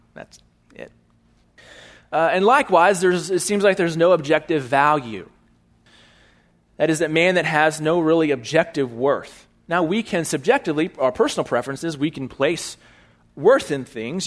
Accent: Bryan, Texas, United States; also born or lived in California; I was born in Bryan, Texas

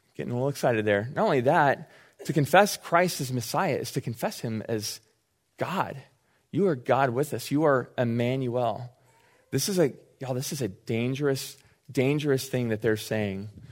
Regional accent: Austin, Texas, United States; I grew up in Austin

